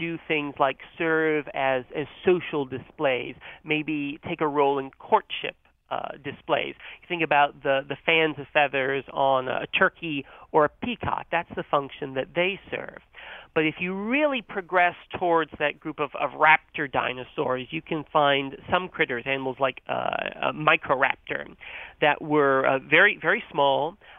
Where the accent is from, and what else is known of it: North Carolina, United States; born or raised there